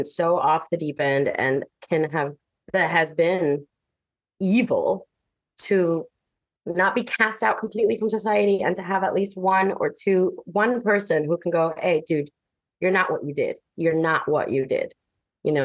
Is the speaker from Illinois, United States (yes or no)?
no; Miami, Florida, United States; I'm from Miami